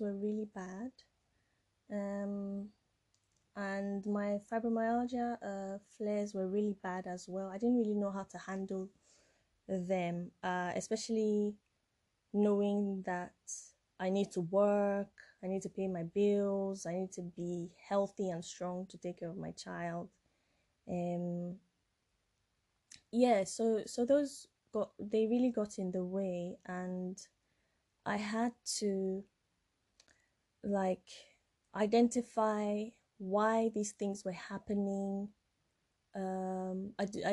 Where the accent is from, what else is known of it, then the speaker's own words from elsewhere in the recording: Nigeria; moved away as an adult; now in United Kingdom; I'm from Nigeria. Well, I'm French-Nigerian, but I was born and brought up in Nigeria. And I came here when I was 18 years old.